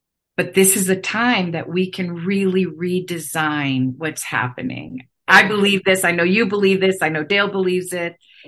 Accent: Chiang Mai, Thailand; born there; I said I was born in Chiang Mai, Thailand, which I never talk about.

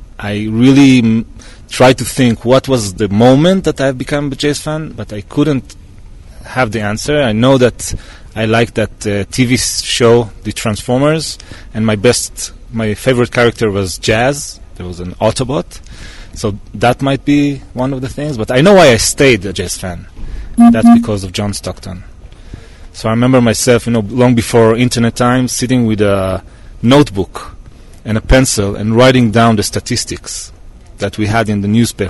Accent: Kibbutz Eshbal, Northern District, Israel; I'm from Kibbutz Eshbal, Israel.

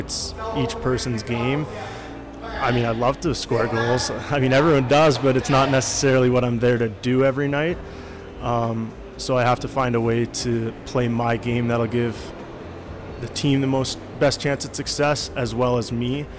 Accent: Calgary, Alberta, Canada; growing up in Calgary

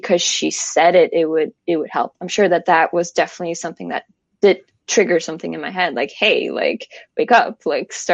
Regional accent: Chicago, Illinois, United States; moved away; I'm from Chicago originally

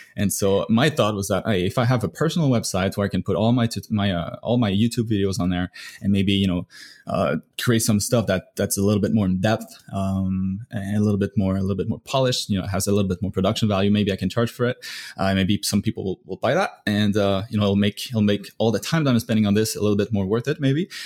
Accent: Canada; now in United States; I'm from Canada

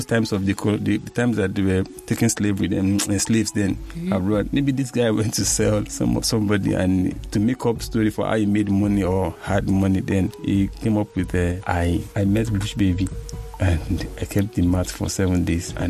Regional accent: Nigeria; I'm a Nigerian man

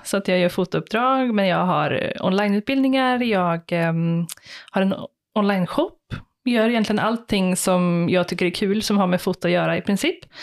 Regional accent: Skara, Västra Götaland, Sweden; Jag är ju uppväxt i Skara

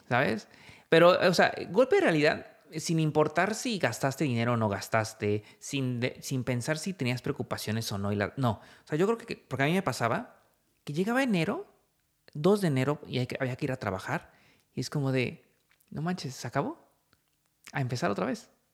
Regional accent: Mexico

